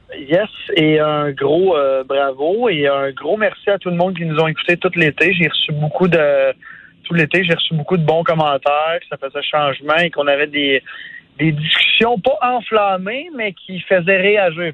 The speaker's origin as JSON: {"language": "French", "town": "Sainte-Martine", "region": "Quebec", "country": "Canada", "first_language": "French", "said": "Moi, je viens de Sainte-Martine, un petit village à 45 minutes de Montréal"}